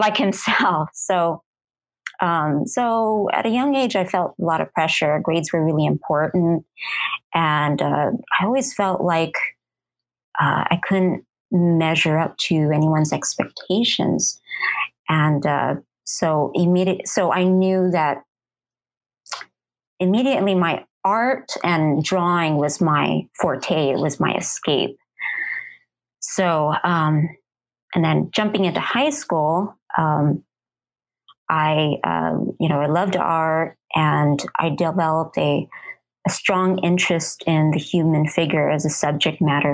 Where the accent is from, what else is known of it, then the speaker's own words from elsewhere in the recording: Southern California, United States; also born or lived in Arizona; now in Phoenix, United States; I was born and raised in Southern California, you know, currently living in Arizona.